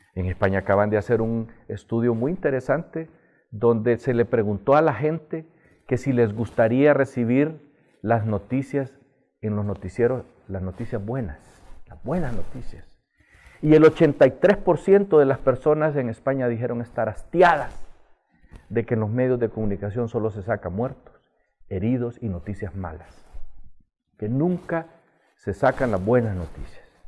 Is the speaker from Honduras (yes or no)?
yes; Honduras; No podemos seguir viviendo así los hondureños